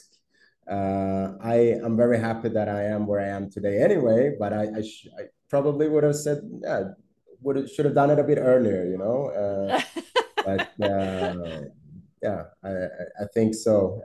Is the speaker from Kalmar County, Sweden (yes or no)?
no; Stockholm, Stockholm County, Sweden; moved away as an adult; now in Brazil; I'm from Sweden. I'm from Stockholm. Where I grew up, it was snow